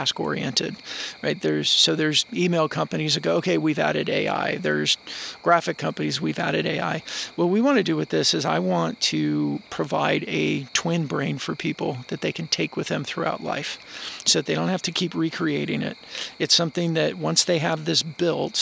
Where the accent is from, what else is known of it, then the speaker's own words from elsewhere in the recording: Chino, California, United States; I grew up in Chino, California, about 40 miles east of Los Angeles